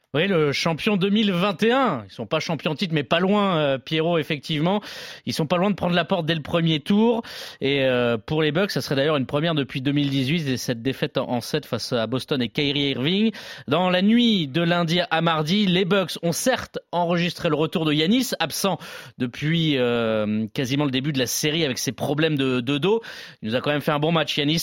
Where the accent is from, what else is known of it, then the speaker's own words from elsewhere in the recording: France; nous, en tant que Français